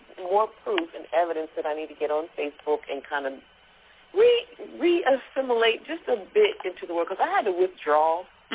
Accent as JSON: {"language": "English", "region": "Pennsylvania", "country": "United States", "tie": "born or raised there", "said": "I was born in Pennsylvania"}